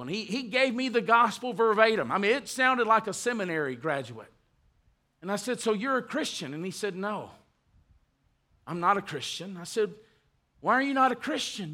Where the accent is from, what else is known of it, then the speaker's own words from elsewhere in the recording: United States; we are American citizens, and we love the United States